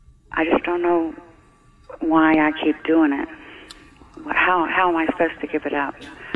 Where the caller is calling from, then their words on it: Florida, United States; I'm from Florida.